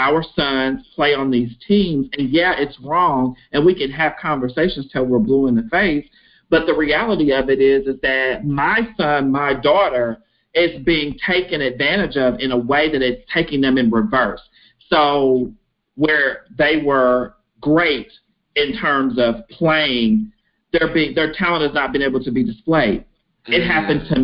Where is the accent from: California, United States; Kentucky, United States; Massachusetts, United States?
Kentucky, United States; Henderson; I am from small town USA, Kentucky, Henderson, Kentucky